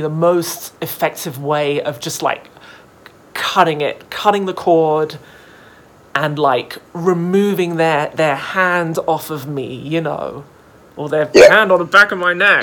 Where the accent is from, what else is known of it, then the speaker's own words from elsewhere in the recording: United Kingdom; moved away; I was raised, you know, yeah. in the organization in the UK